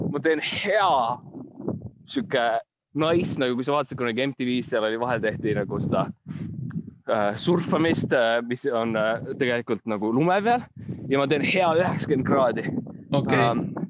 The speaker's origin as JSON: {"language": "Estonian", "country": "Estonia", "said": "ma olen ikkagi eestlane"}